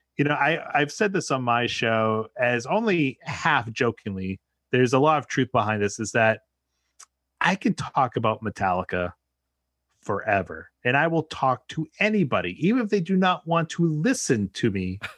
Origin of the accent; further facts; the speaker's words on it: New England, United States; now in New York City area, United States; I'm born and raised in New England, and now I live right outside New York City